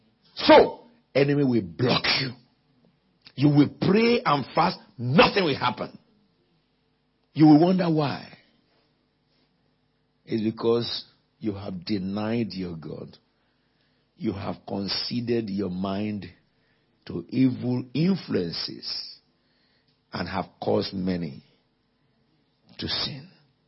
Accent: United Kingdom; I'm not an African. I'm not a Caribbean. I'm Brexit. I'm British.

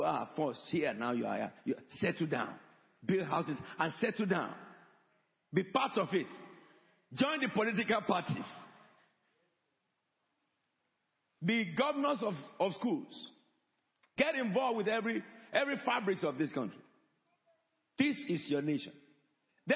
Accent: Nigeria; moved away as an adult; now in United Kingdom; I came from Nigeria

